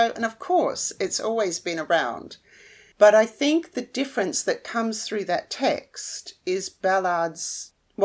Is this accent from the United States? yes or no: no; Melbourne, Victoria, Australia; I'm from Melbourne in Australia